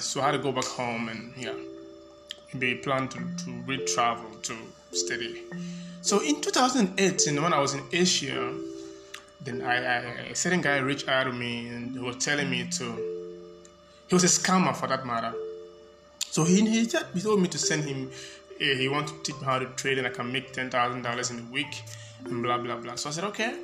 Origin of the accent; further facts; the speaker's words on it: Accra, Greater Accra, Ghana; I grew up in Accra. I spent most of my life in Ghana